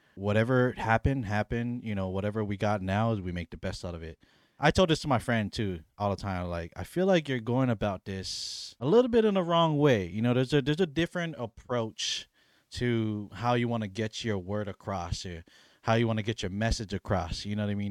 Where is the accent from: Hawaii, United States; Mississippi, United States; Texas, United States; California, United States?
Hawaii, United States; I grew up on Hawaii, but not my heritage, not my culture's island